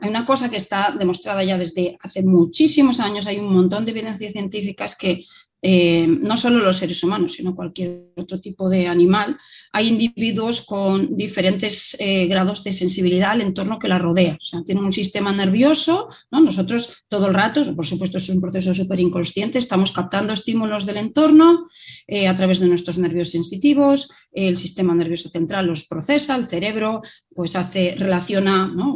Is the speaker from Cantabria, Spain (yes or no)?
no; Vigo, Galicia, Spain; now in Barcelona, Spain; soy originaria de, de Vigo, pero ya hace bastantes años que vivo en Barcelona.